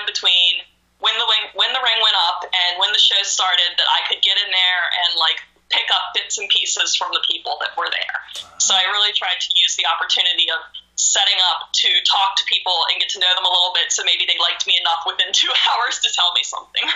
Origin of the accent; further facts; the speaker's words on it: Maryland, United States; I grew up in a small town in Maryland where every Monday night we sat on the couch and watched Raw together